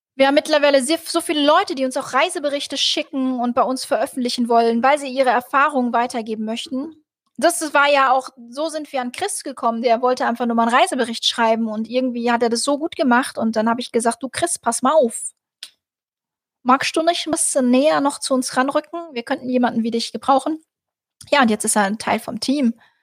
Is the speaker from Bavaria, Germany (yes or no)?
no; Rüsselsheim, Hesse, Germany; da habe ich in Rüsselsheim, da wo ich herkomme, Opelstadt habe ich im Hotel gearbeitet